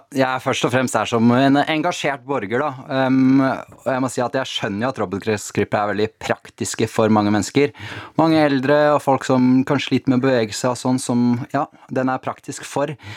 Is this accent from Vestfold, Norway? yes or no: yes; Tjøme, Vestfold, Norway; Jeg har vokst opp på Tjøme, da, eh, ute ytterst i Oslofjorden